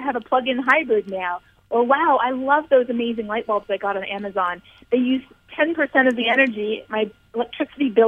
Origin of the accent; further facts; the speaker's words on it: Canada; I'm Canadian, and we had about 8 or 9 rough years in Canada